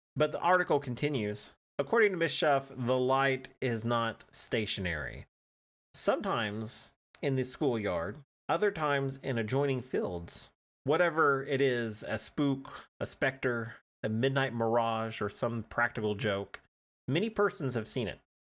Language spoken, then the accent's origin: English; Oklahoma, United States; I'm an Oklahoman